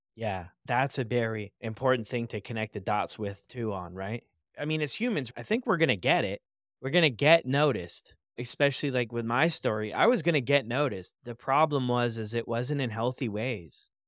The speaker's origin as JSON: {"language": "English", "country": "United States", "tie": "born or raised there", "said": "where I grew up in the States"}